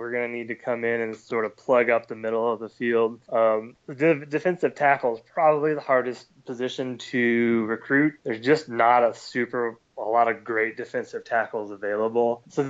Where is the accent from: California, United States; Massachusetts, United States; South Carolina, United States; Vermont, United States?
South Carolina, United States; my home state of South Carolina